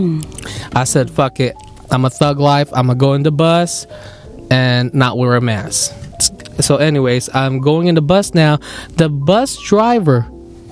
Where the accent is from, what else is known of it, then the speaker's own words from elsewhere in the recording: Philippines; accent: Filipino; My Filipino accent is kicking